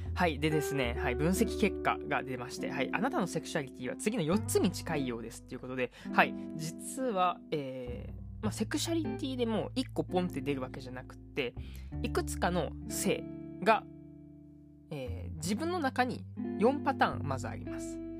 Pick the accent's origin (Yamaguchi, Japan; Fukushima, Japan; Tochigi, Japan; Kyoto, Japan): Kyoto, Japan; 一応僕もねあの京都出身のまあ関西人ということなんであのマクドというね民